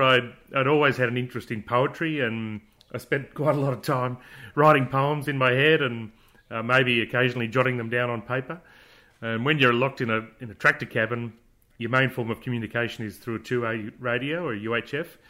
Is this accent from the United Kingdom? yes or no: no; Bourke, New South Wales, Australia; I was born in, uh, Darling Street and grew up in Darling Street.